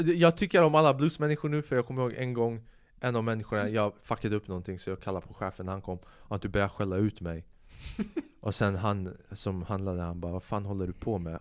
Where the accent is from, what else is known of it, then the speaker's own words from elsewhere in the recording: Säffle, Värmland, Sweden; moved away; also born or lived in Albania (ancestry) / abroad (unspecified); jag kommer från Säffle vilket är nära Karlstad.